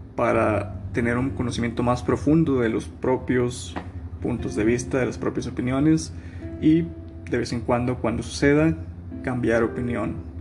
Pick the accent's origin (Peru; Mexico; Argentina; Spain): Mexico; Nuevo León; moved away as an adult; soy originario de Nuevo León